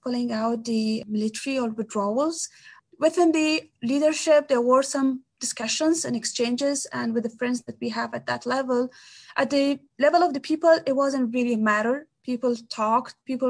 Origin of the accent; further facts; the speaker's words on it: Kabul, Afghanistan; I'm from Afghanistan. I'm Afghan, so it doesn't matter which part. But I lived my whole life, most part of my life, in Kabul, the capital.